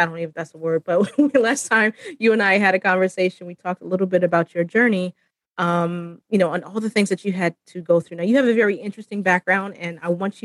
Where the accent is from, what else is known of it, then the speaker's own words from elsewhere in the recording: Florida, United States; I'm from Florida